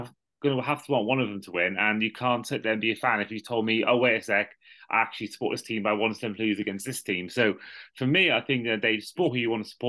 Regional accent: Wales, United Kingdom; also born or lived in Cardiff; he's from Wales like myself

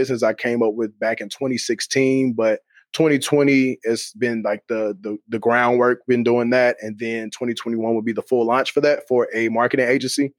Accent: Kansas City, United States; I'm from Kansas City

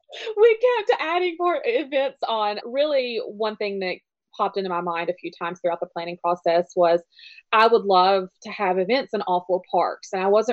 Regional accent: Tennessee, United States; We're from Tennessee

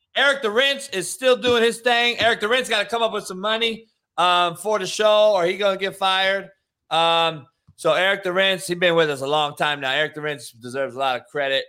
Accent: northern Illinois, United States; accent: Chicago; moved away as an adult; now in Florida, United States; I'm from like northern Illinois, like an hour outside of Chicago

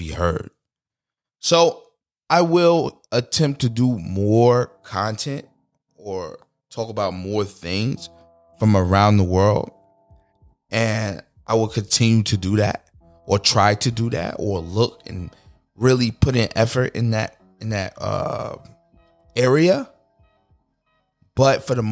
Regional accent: United States; I am American

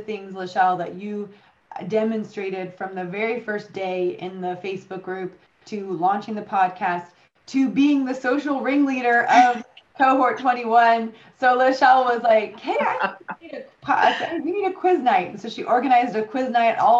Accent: United States; now in United Kingdom; you and I are both American

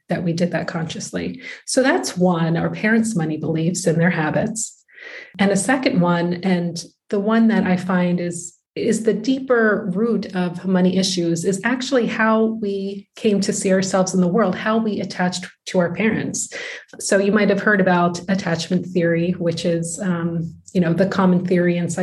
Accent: United States; moved away as an adult; now in Netherlands; I'm from the United States, but my husband is Dutch

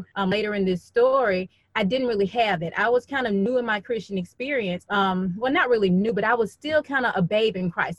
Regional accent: Birmingham, Alabama, United States; I'm originally from Birmingham, Alabama

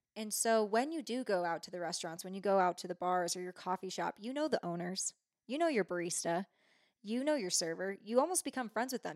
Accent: San Francisco Bay Area, California, United States; moved away as an adult; now in Truckee, United States; I grew up in the Bay

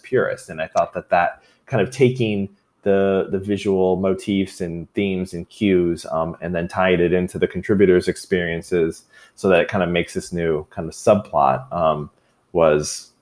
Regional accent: Troy, Michigan, United States; I grew up in Troy.

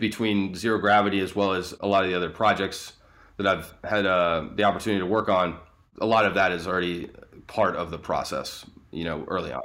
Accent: Atlanta, Georgia, United States; I grew up in Atlanta.

